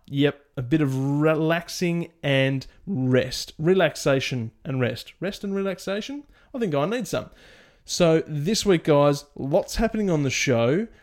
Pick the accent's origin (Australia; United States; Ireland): Australia; my home country of Australia